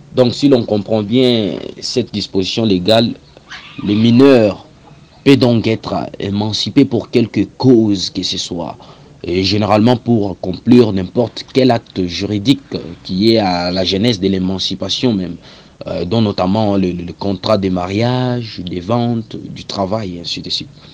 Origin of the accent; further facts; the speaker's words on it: DR Congo; ici chez nous en République démocratique du Congo